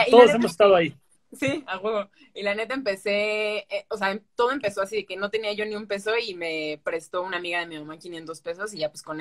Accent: Boca del Río, Veracruz, Mexico; La verdad es que yo nunca salí de Veracruz en cuestión de ir a, o sea, Jalapa fui una vez, 20 minutos creo, y ya, pero no es como que conozca todo de Veracruz. Solo yo estuve en el puerto y ahí en Boca del Río y ese es, esa, es mi ranchito.

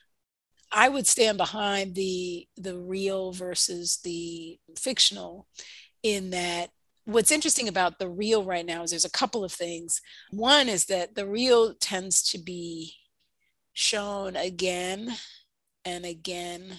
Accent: New York, United States; I'm from New York

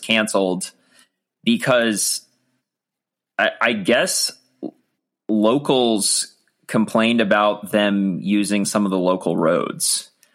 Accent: Virginia, United States; growing up in Virginia

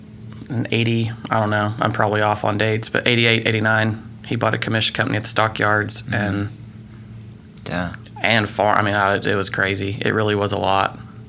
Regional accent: Mustang, Oklahoma, United States; I own Growing Pains in Mustang. I am fifth generation on that land. Wow. In Mustang. I actually grew up east of Chickasha.

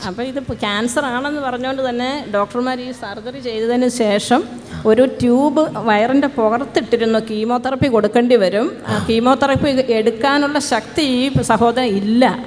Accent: Vellarikundu, Kerala, India; ഞങ്ങൾ കാസർഗോഡ് വെള്ളരിക്കുണ്ട് നിന്ന് വരുന്നു

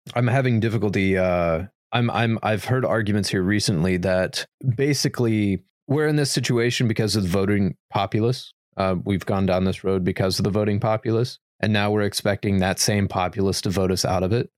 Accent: United States; as an American

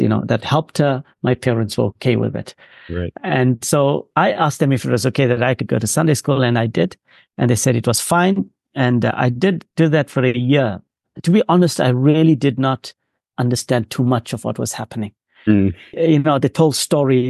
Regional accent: Durban, KwaZulu-Natal, South Africa; grew up largely on the outskirts of a city called Durban in South Africa on the East Coast

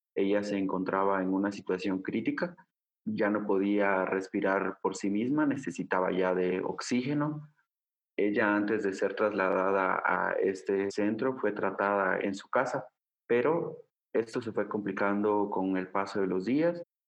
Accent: Guatemala; soy de Guatemala, soy periodista de agencia Ocote

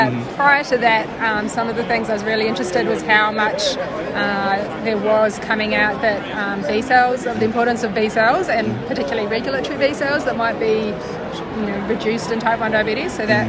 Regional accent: Australia; I'm from Australia.

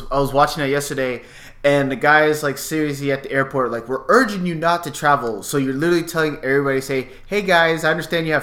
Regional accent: California, United States; I was born in California

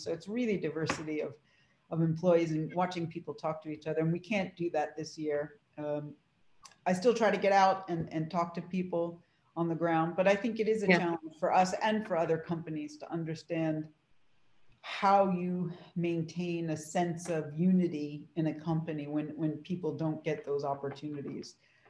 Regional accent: Huntington, New York, United States; So I grew up in Huntington, New York, on Long Island. I try to do the accent now and then. Hopefully it's gone for the most part.

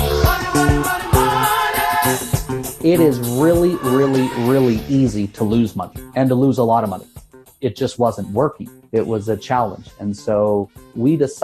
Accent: Salt Lake City, Utah, United States; also born or lived in Dallas, Texas / Cleveland, Ohio; now in Denver, United States; Born and raised in Salt Lake

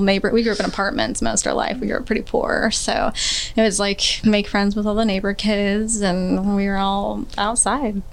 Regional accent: Kansas City, Missouri, United States; I grew up here in Kansas City, um, all around Kansas City, anywhere from 58th and Harrison all the way to the Northland

